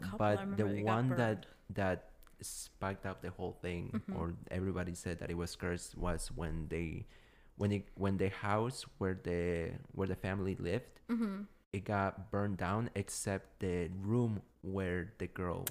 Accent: Washington, District of Columbia, United States; Yeah, I'm from Washington, D.C.

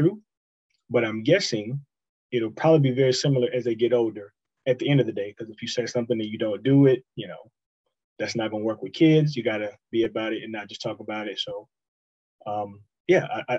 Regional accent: Houston, Texas, United States; also born or lived in Greenville, South Carolina; I grew up in Houston

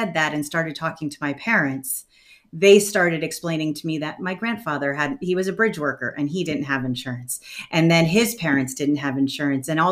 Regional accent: New London, Connecticut, United States; I grew up in New London, Connecticut

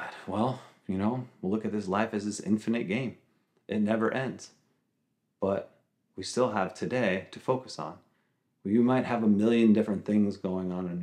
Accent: Long Island, New York, United States; I grew up on Long Island

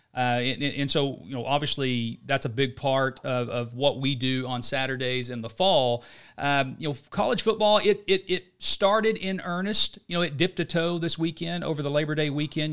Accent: Oklahoma City, Oklahoma, United States; we're obviously from Oklahoma City

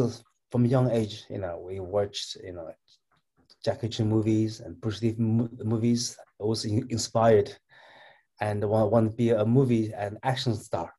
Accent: Northwest China, China; moved away; I'm Chinese, and I was born in China

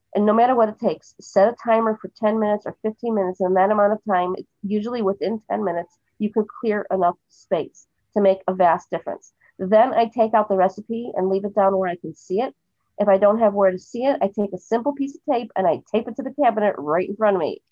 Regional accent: Cleveland, Ohio, United States; now in Jerusalem, Israel; I'm originally from Cleveland, Ohio, and I live in Jerusalem now.

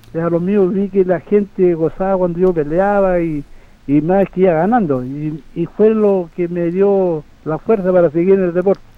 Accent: Curanilahue, Biobío, Chile; moved away as an adult; now in Santiago, Chile; yo salí de mi tierra, una, una zona minera

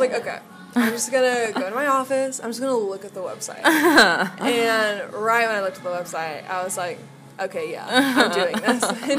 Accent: Indianapolis, Indiana, United States; I'm from Indianapolis

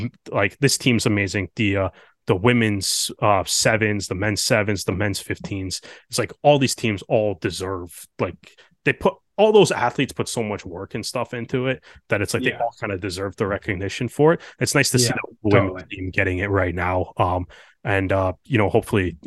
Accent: Canada; as Canadian rugby fans

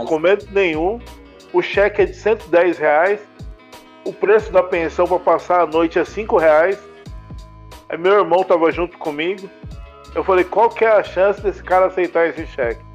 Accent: Taboão da Serra, São Paulo, Brazil; now in Jundiaí, Brazil; eu sou paulistano. Eu nasci na Freicanec, em São Paulo, maternidade de São Paulo, né? Os, o meu pai é cearense, a minha mãe é de Ribeirão Preto, sertãozinho. E eu fui criado no Taboão da Serra

